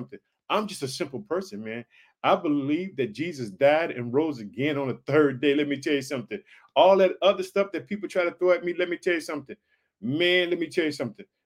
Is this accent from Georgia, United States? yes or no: no; Illinois, United States; also born or lived in Chicago; the state of Illinois, which is my home state. I reside in the city of Chicago